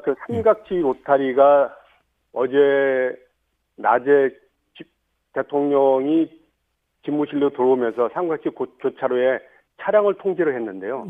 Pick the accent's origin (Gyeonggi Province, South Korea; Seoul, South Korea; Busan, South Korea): Seoul, South Korea; 저 또한 그 용산에서 태어나 살기 때문에요